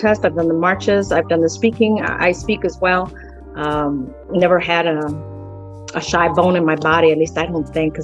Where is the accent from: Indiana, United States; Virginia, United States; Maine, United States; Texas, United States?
Indiana, United States; Gary; born or raised there; first language Spanish; English is a second language; also born or lived in Mexico